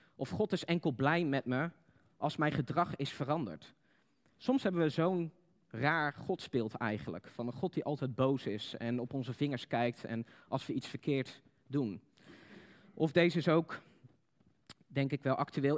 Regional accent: Netherlands; Wij als Nederlanders

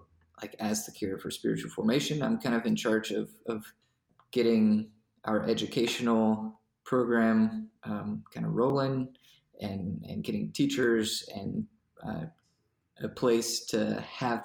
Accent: Greenville, South Carolina, United States; moved away as an adult; also born or lived in France / Columbia, South Carolina / Nashotah, Wisconsin; I was born in France and then my family moved to Greenville, South Carolina

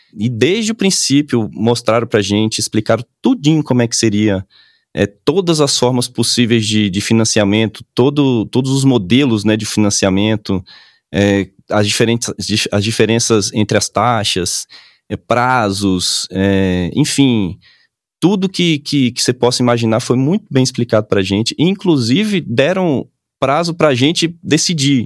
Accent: Salvador, Bahia, Brazil; moved away as an adult; now in Brasília, Brazil; eu sou de Salvador

